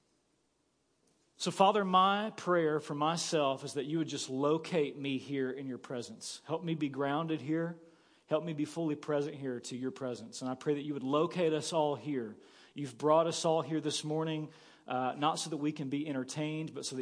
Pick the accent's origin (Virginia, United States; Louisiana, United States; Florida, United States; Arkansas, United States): Arkansas, United States; Paragould; moved away as an adult; also born or lived in Kansas City; I woke up here in Paragould, Arkansas with you. And I was excited to wake up here in my hometown